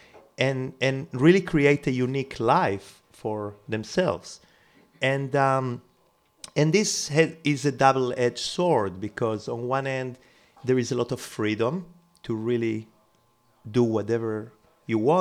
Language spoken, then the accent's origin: English; Israel; moved away as an adult; also born or lived in Uruguay / Jerusalem / New York / Barcelona; I was born in South America, in Uruguay. Then I moved to Israel when I was 11.